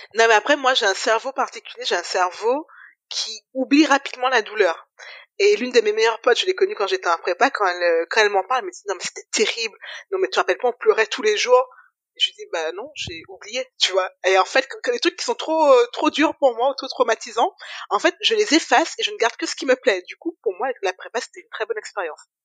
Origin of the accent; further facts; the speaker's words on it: Guadeloupe; moved away as an adult; also born or lived in Metropolitan France; je suis arrivée juste après le bac, donc j'ai fait mon bac en Guadeloupe